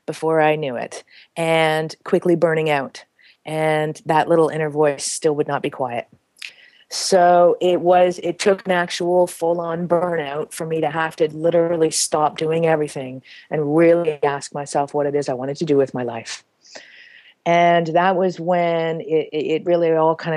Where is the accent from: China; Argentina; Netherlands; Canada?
Canada; moved away as an adult; now in Peru; I grew up in Canada